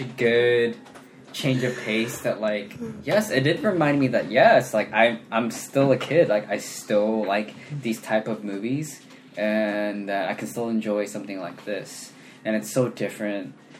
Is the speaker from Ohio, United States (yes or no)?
no; Sacramento, California, United States; also born or lived in Lincoln, California; I grew up in Sacramento